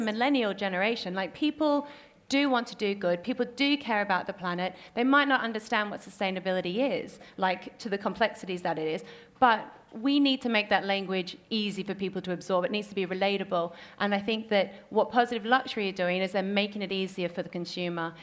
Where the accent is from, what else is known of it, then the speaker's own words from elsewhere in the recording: North Queensland, Australia; accent: Australian; moved away; also born or lived in Papua New Guinea; the farm that I grew up on is in North Queensland